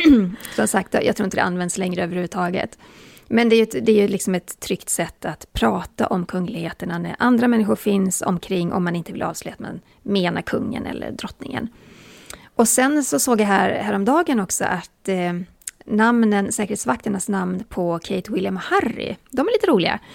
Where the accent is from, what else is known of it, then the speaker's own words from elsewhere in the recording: Borås, Västra Götaland, Sweden; jag är från Borås och jag har hela mitt liv sagt intervju